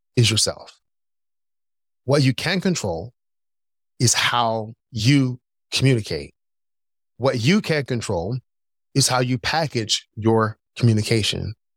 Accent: Philadelphia, Pennsylvania, United States; moved away as an adult; also born or lived in North Carolina; I grew up in Philadelphia

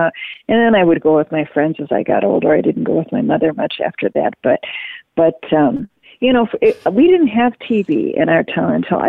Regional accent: Marquette, Michigan, United States; when I was growing up in Marquette, Michigan

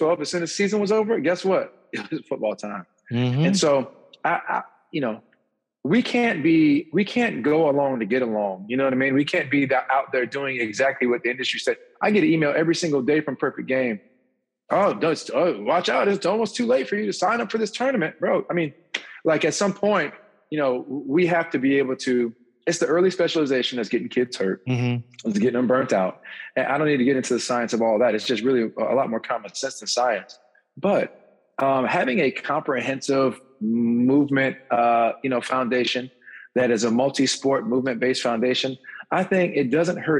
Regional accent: Sarasota, Florida, United States; growing up in Sarasota

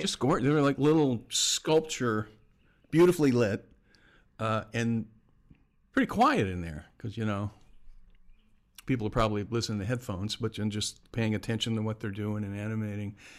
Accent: Florida, United States; moved away as an adult; also born or lived in Bay Area / Southern California / Portland / New York; I'm originally from Florida

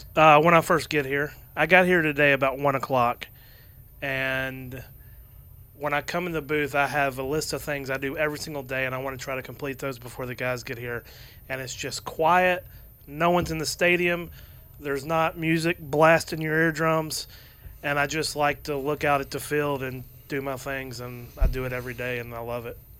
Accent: Atlanta, Georgia, United States; being born and raised in Atlanta, been in Atlanta my entire life

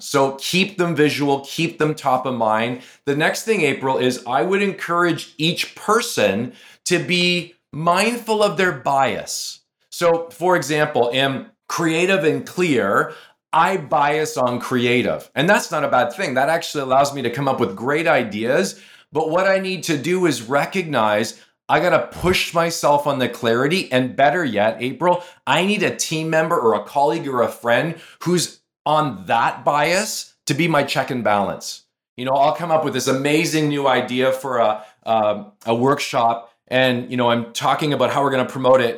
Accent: Canada; I'm from Canada

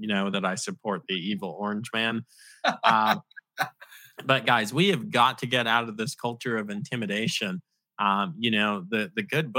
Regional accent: New York City, New York, United States; I'm from New York City. My whole family are liberal.

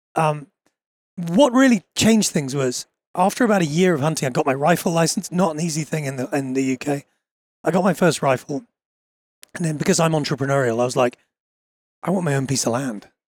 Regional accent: Bucklebury, South East England, United Kingdom; I grew up only about half an hour from where I live now in southern England, in a little rural village. In fact, it's a well-known rural village 'cause it's where Kate Middleton comes from

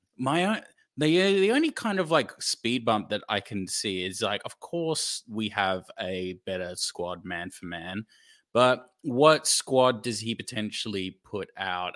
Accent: Australia; as an Australian fan

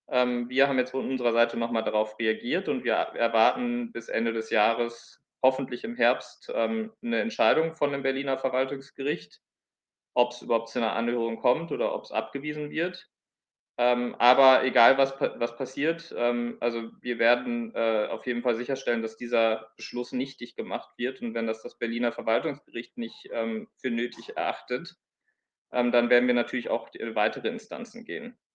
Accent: Palestine; German is a second language; ich als, als Palästinenser äh, oder palästinensischer Flüchtling.

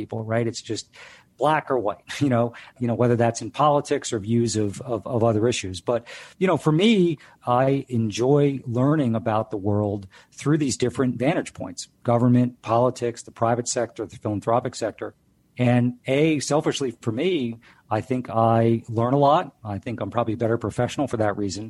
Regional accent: Delaware, United States; I grew up in Delaware

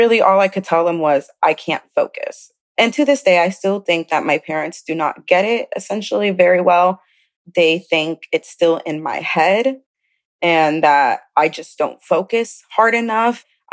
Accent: South Carolina, United States; also born or lived in Chicago, Illinois; I was born in Chicago, Illinois, but I grew up in South Carolina.

